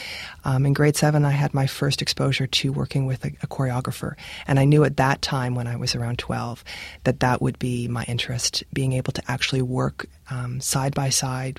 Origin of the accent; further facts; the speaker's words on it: Regina, Saskatchewan, Canada; Yes, I was born in Regina.